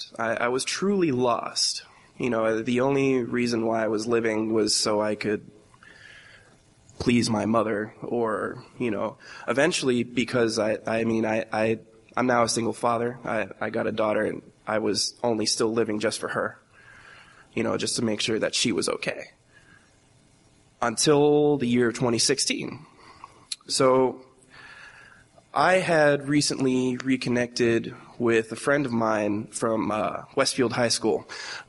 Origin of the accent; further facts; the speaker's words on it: Fajardo, Puerto Rico; I was born in Fajardo, Puerto Rico, in 1993, 24 years old.